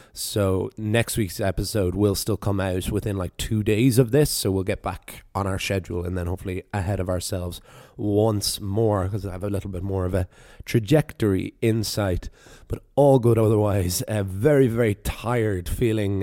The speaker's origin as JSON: {"language": "English", "region": "the East Coast of Ireland", "country": "Ireland", "tie": "born or raised there", "said": "my own experiences of growing up in the East Coast there"}